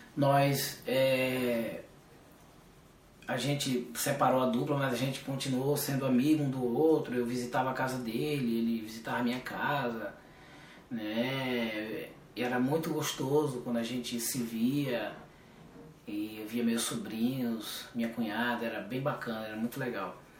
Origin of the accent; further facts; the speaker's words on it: Alagoinhas, Bahia, Brazil; moved away as an adult; also born or lived in São Paulo; fomos saímos da Bahia, fomos para São Paulo com a cara e a coragem